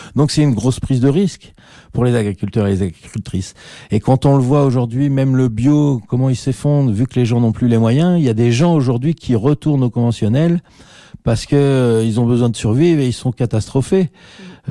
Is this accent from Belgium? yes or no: yes; Liège, Wallonia, Belgium; on a formé au Conservatoire de Liège, on est liégeois